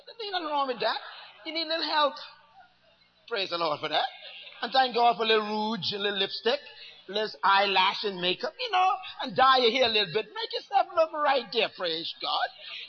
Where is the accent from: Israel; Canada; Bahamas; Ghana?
Bahamas; Bairntown, New Providence; born there; I was born in Bairntown. And South Street, on top of the hill, is a little school I went to called Western Prep.